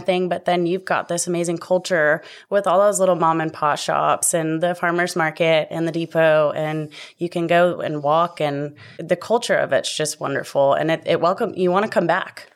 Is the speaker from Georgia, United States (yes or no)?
no; Tomball, Texas, United States; also born or lived in Virginia; growing up in Tomball